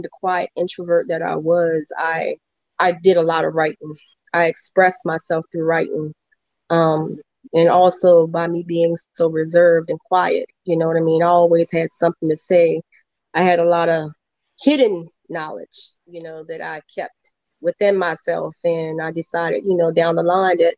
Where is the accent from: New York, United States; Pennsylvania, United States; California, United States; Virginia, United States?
Virginia, United States; I am from Virginia